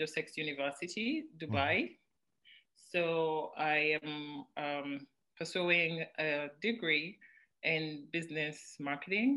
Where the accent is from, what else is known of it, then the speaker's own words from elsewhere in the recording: Kampala, Central Region, Uganda; also born or lived in Mukono / Bombo; I am from Kawempe. I was born in Kawempe.